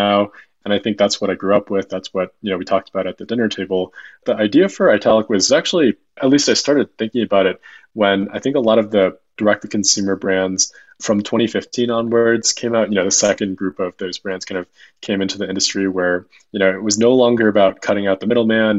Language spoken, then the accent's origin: English; Chicago, Illinois, United States; moved away as an adult; also born or lived in Massachusetts; I grew up in Chicago, went to school out east at a small school called Babson.